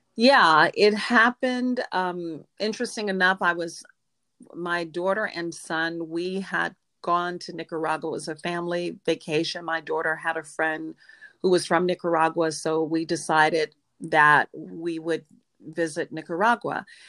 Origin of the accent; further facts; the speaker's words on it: Norfolk, Virginia, United States; also born or lived in Dallas, Texas / Houston, Texas; now in Fort Lauderdale, United States; I was born in Norfolk, Virginia